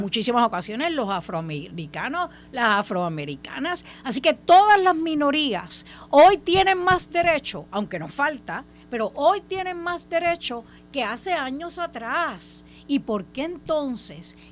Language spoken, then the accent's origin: Spanish; Puerto Rico; como puertorriqueña